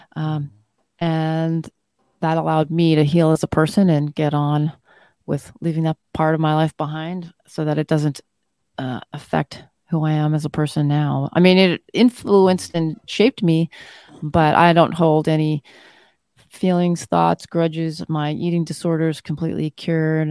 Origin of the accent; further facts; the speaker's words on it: Flin Flon, Manitoba, Canada; I was born in a place called Flin Flon in Manitoba, Canada. Um, so I'm Canadian born and raised